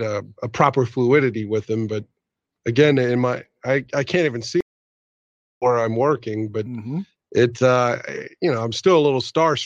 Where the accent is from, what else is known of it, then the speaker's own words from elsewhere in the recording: West Virginia, United States; I grew up in West Virginia.